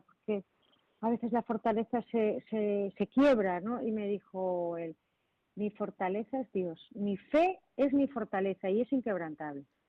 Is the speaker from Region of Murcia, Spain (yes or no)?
no; Marín, Galicia, Spain; yo soy de Puerto de Mar, soy de Marín